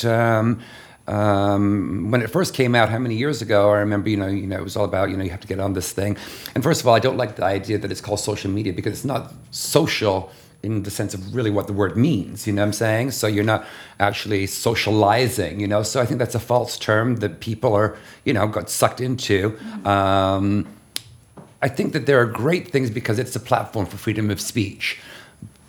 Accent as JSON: {"language": "English", "country": "Canada", "tie": "born or raised there", "also_born_or_lived": "London / Toronto, Canada / Los Angeles, United States / China", "moved": "yes", "lives_now": "New York, United States", "said": "growing up in Canada"}